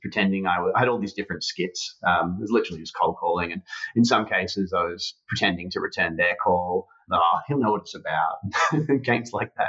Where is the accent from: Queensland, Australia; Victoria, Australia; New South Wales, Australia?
Queensland, Australia; Brisbane; grew up in Brisbane, Australia